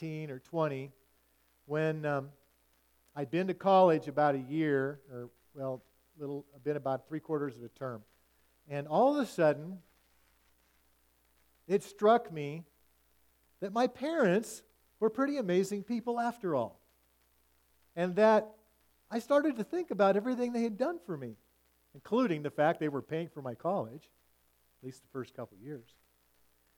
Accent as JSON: {"language": "English", "region": "Washington", "country": "United States", "tie": "born or raised there", "said": "as I grew up in the West Coast"}